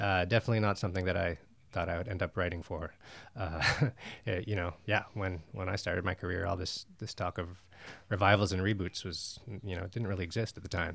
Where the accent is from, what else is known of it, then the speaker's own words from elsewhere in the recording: Ottawa, Ontario, Canada; moved away; also born or lived in Montreal / Toronto; I'm Canadian, I'm from Ottawa.